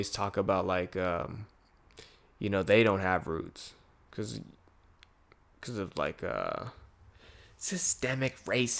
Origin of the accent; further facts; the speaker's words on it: Philippines; moved away; But for me, it's weird as a Filipino person, because I just think, ah, damn, I came from a different part of the world.